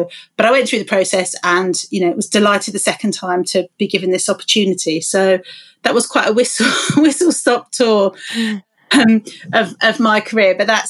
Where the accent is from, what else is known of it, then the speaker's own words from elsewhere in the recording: London, United Kingdom; You know, I grew up in London, 5 miles from UCL, and I was the first in my family to go to university.